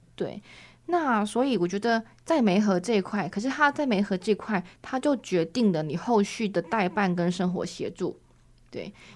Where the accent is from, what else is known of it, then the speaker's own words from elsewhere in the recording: Taiwan; 我们台湾人